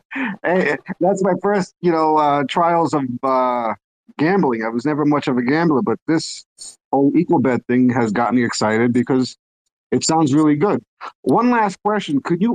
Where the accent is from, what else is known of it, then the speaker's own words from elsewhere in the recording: United States; Yeah, I'm American.